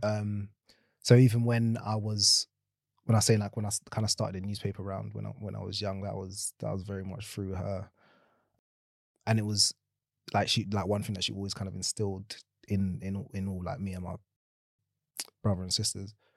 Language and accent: English; London, United Kingdom; born and raised in South London